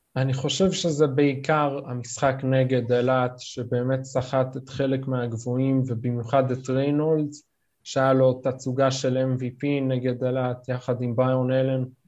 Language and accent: Hebrew; New York, United States; now in Israel; נולדתי בארצות הברית, בניו יורק, עלינו לארץ כמובן